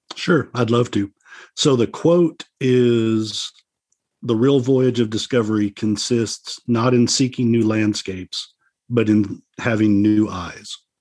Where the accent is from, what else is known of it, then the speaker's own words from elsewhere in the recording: Dallas, Texas, United States; I was born in 1970 in Dallas, Texas